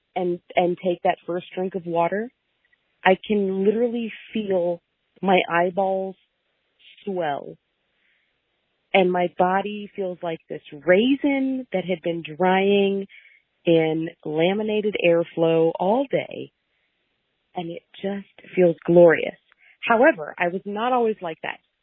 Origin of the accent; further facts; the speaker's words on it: Mooresville, Indiana, United States; I am from Mooresville, Indiana